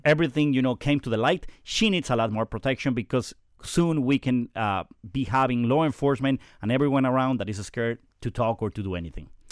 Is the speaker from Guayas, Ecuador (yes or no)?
yes; Guayaquil, Guayas, Ecuador; also born or lived in Quito; now in Kendall, United States; I grew up in Guayaquil. I was born in Quito